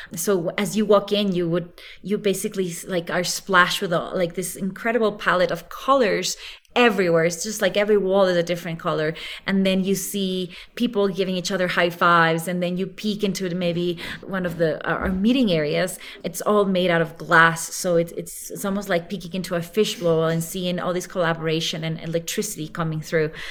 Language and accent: English; Ecuador; moved away as an adult; also born or lived in Geneva, Switzerland; now in Quito, Ecuador; to move out of Switzerland back to Ecuador, which is my home country